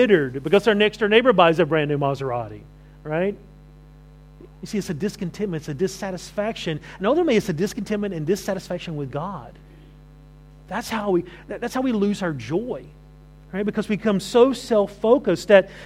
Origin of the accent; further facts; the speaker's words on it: the South, United States; moved away; I grew up in the South